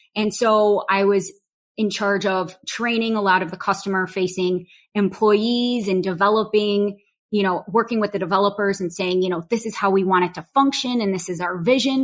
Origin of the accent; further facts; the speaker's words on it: Chicago, Illinois, United States; I was born and raised in Chicago. Um, grew up in Chicago proper.